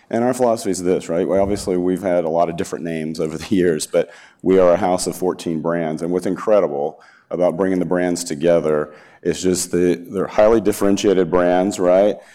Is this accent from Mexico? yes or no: no; Alabama, United States; moved away; I'm from Alabama